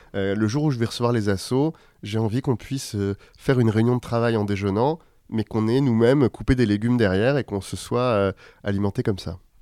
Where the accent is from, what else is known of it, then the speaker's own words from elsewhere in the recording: Paris, Île-de-France, France; j'ai grandi à Paris, dans le 12e arrondissement.